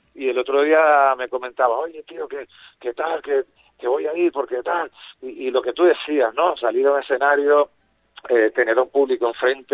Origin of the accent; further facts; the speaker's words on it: Canary Islands, Spain; teníamos los complejos los canarios de nuestra manera de hablar